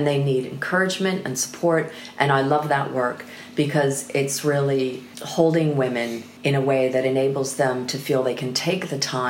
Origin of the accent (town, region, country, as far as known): United States; moved away as an adult; now in United Kingdom